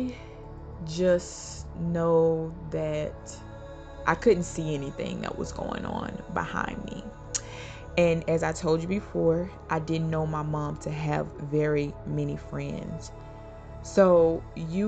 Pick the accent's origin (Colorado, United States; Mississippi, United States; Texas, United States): Mississippi, United States; moved away; also born or lived in Georgia; We grew up in Mississippi and spent some time in Georgia